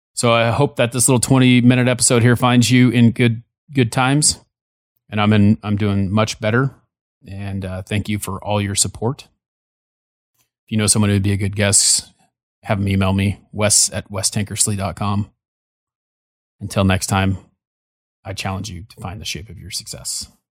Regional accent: California, United States; when I was born in California, we lived down the street from them, from my grandparents

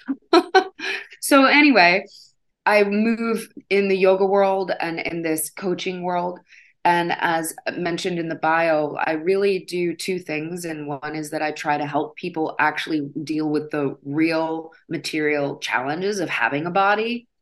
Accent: Midwest, United States; I grew up in the Midwest

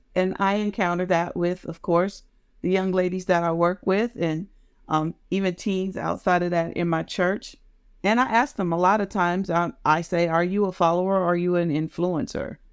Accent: United States; my area where I grew up in Maryland and Washington, D C.

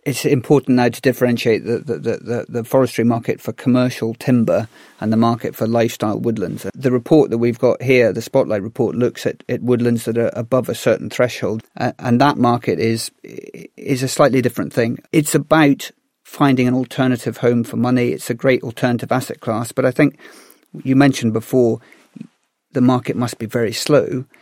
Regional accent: Galloway, Scotland, United Kingdom; I grew up in Galloway, which is the most forested part of the UK.

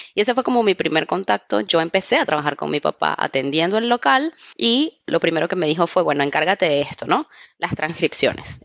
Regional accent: Trujillo, Venezuela; yo soy una chica venezolana que creció en Trujillo

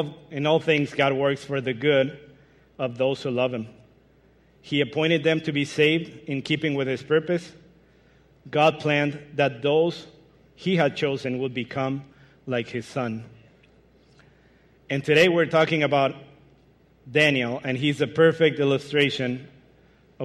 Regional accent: Mexico; English is a second language; moved away as an adult; now in Michigan, United States; I'm originally from Mexico, but moved to Michigan 5 years ago.

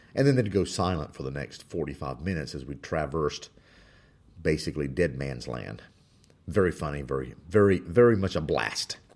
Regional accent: Spain; moved away; I was born in Spain.

